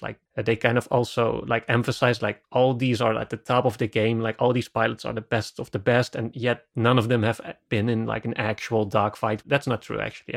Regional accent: Netherlands; I'm from the Netherlands

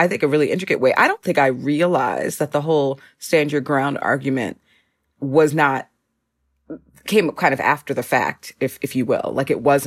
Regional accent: Minneapolis, Minnesota, United States; now in Chicago, United States; I'm from Minneapolis. I'm from the Twin Cities

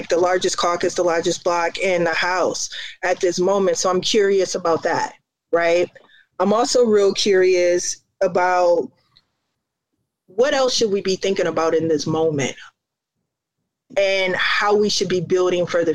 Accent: Indiana, United States; now in Chicago, United States; I grew up in Indiana

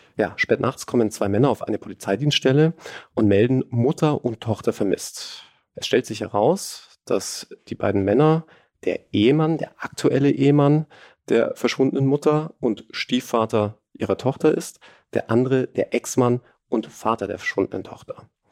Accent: Germany; ich als Deutscher

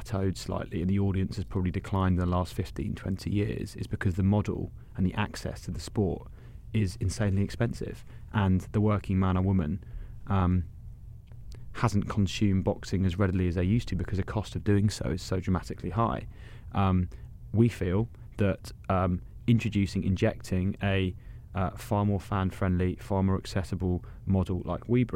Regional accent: United Kingdom; moved away; I'm British

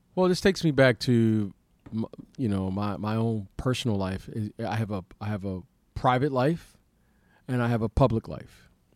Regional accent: Detroit, Michigan, United States; growing up in Detroit

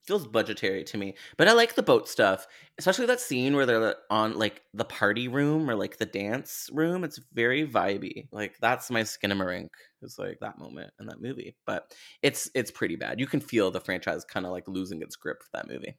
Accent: Canada; as a Canadian

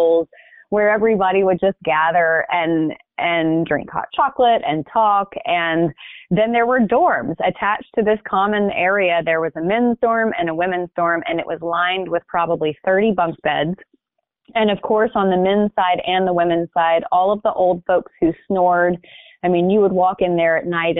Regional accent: Hoover, Alabama, United States; now in California, United States; I grew up in Birmingham, Alabama, in a suburb called Hoover.

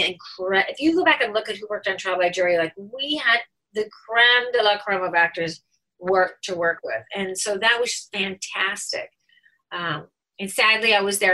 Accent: Chicago, Illinois, United States; accent: Chicago; moved away as an adult; also born or lived in New York; I was straight from Chicago and I didn't know that I said Jan

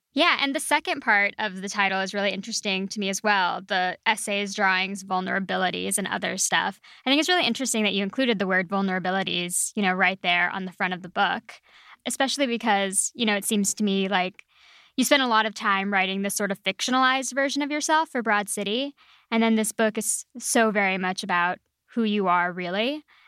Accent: El Paso, Texas, United States; moved away; I'm from West Texas, and so oh, I'm very familiar. Yeah, I'm from El Paso

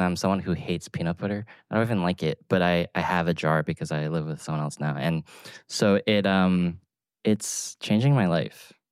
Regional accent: Atlanta, Georgia, United States; moved away; a kid growing up in Atlanta

